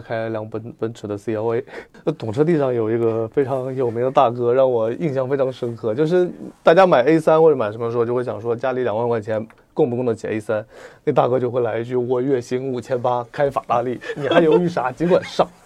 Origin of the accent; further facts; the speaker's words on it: Wenzhou, Zhejiang, China; 我们温州那边，嗯，年轻人基本上第一辆车都是爸妈买的